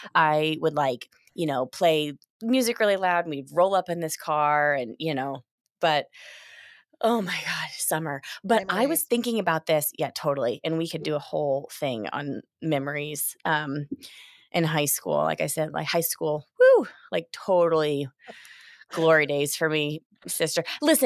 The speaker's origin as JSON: {"language": "English", "region": "Indiana", "country": "United States", "tie": "born or raised there", "said": "I mean, I grew up in Southern Indiana, you know, but I drove a yellow VW Bug."}